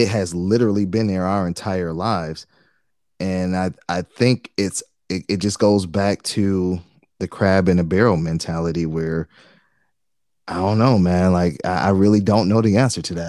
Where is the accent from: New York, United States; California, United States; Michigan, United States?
Michigan, United States; Detroit; I'm from Detroit, man, and Detroit at the time, still pretty high, but I think at the time it was like ninety-something percent black, right? Like, so that's all I grew up